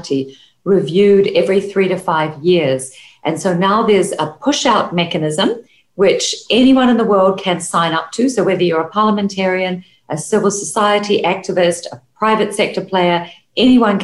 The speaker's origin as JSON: {"language": "English", "country": "New Zealand", "said": "I'm from New Zealand"}